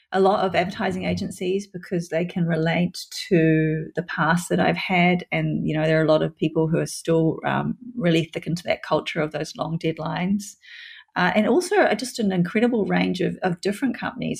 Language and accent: English; New Zealand; New Zealand, my home country